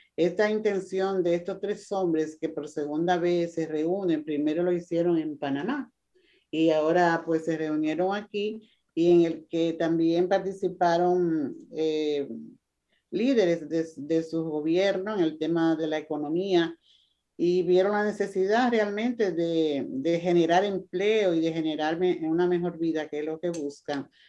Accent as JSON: {"language": "Spanish", "country": "Costa Rica", "said": "nuestro presidente, el presidente de Costa Rica"}